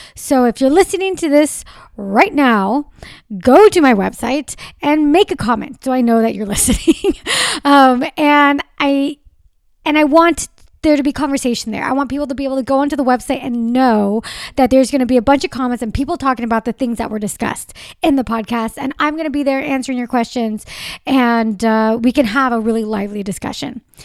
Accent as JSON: {"language": "English", "region": "Southern California", "country": "United States", "tie": "born or raised there", "said": "I born and raised in Southern California."}